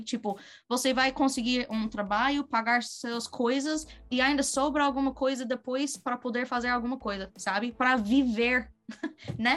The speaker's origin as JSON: {"language": "Portuguese", "country": "United States", "also_born_or_lived": "Brazil / Australia", "second_language": "Portuguese", "said": "eu sou norte-americana"}